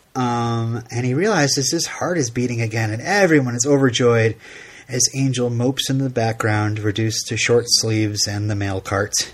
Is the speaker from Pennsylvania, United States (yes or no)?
no; Vermont, United States; I'm from Vermont